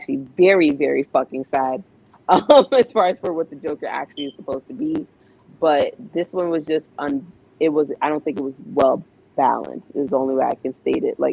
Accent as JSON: {"language": "English", "region": "New York", "country": "United States", "said": "I'm from New York."}